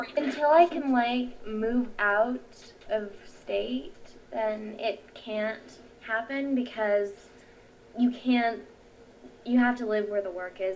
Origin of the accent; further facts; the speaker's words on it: United States; first language English; I'm American.